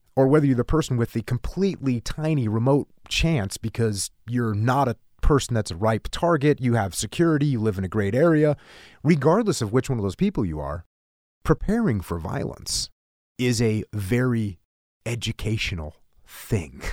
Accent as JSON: {"language": "English", "country": "United States", "said": "as an American servicemen that served overseas"}